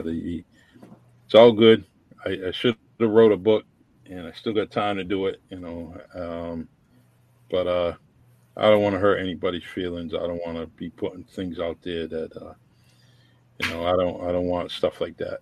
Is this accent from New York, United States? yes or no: no; New Bedford, Massachusetts, United States; also born or lived in Florida; I met at New Bedford High School when I came back from Florida